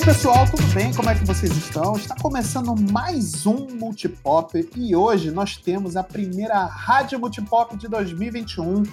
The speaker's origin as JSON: {"language": "Portuguese", "region": "Rio de Janeiro", "country": "Brazil", "said": "eu, como sou do Rio de Janeiro"}